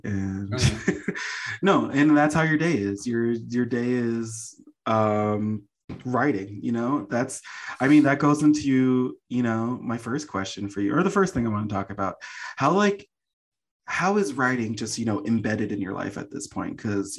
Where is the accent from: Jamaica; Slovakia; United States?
Jamaica; because I'm Jamaican and we're talking about like dialects